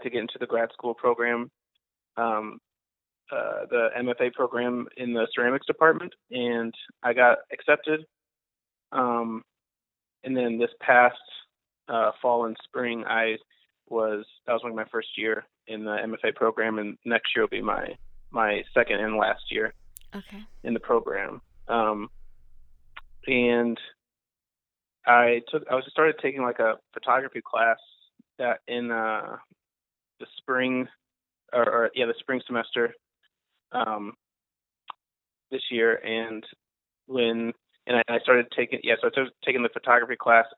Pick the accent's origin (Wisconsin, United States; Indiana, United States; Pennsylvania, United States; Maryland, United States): Wisconsin, United States; Madison; moved away as an adult; also born or lived in Seattle, Washington; now in Philadelphia, United States; I'm originally from Madison, Wisconsin